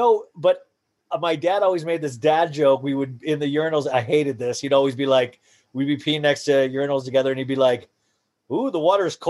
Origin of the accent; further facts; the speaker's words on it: Columbus, Ohio, United States; Yeah, that's where I was born, in Columbus, Ohio. And that's where my parents lived their whole lives, or Buckeyes, Ohio State.